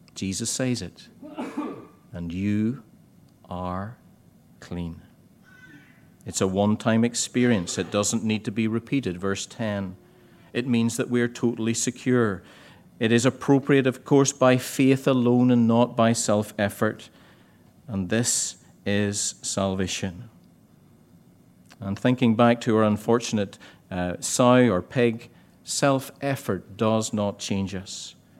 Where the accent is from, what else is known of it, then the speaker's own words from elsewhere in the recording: Ballycastle, Northern Ireland, United Kingdom; I used to do them in my hometown in Ballycastle.